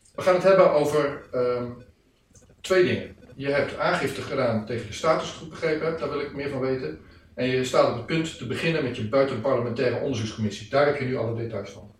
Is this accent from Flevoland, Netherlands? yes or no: yes; Almere, Flevoland, Netherlands; Ik kom uit Almere